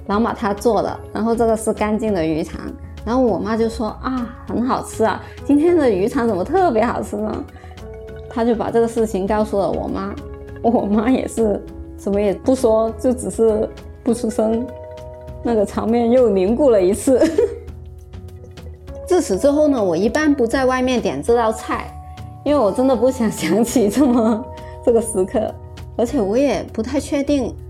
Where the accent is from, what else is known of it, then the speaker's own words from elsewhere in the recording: Guangdong, China; 大家好，我是…，嗯，我来自广东。